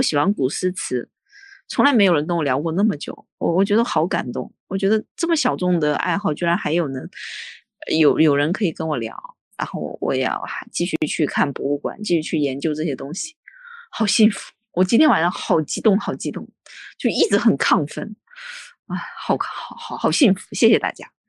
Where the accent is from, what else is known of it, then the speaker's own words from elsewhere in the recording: China; 身为一个中国人